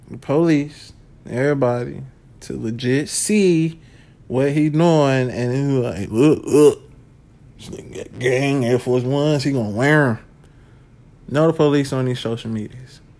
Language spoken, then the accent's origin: English; United States; I'm from Washington